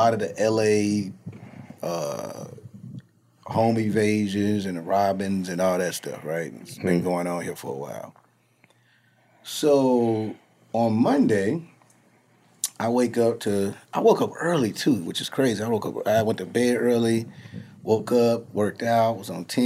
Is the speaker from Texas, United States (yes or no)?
no; Chicago, Illinois, United States; also born or lived in Atlanta; now in Los Angeles, United States; I'm from Chicago